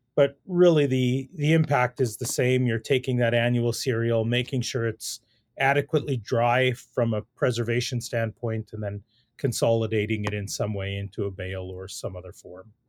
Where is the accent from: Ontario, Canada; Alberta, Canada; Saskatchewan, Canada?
Saskatchewan, Canada; Saskatoon; I grew up in the Saskatoon area, really grew up in the city